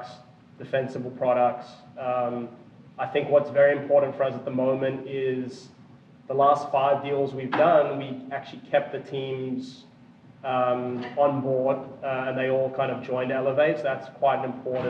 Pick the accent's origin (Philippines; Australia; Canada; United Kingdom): Australia; now in Austin, United States; I'm from Australia originally, but based in Texas, Austin